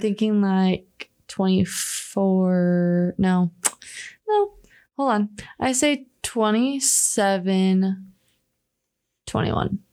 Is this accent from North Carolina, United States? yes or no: no; Indiana, United States; in Indianapolis and like my hometown